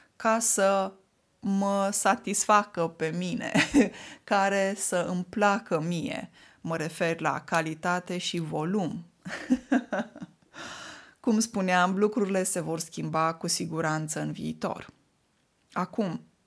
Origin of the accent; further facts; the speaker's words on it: Moldavia, Romania; first language Romanian; moved away; Vin din Moldova